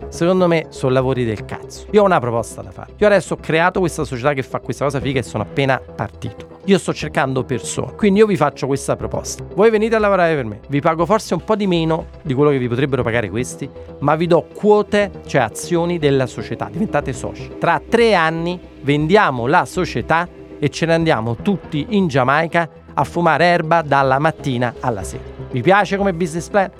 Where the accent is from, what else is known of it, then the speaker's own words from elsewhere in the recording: Naples, Campania, Italy; Io da napoletano